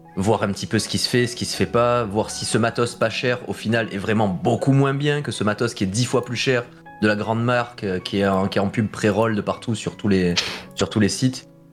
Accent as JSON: {"language": "French", "town": "Marseille", "region": "Provence-Alpes-Côte d'Azur", "country": "France", "tie": "born or raised there", "moved": "yes", "said": "j'ai passé une partie de mon enfance à Marseille"}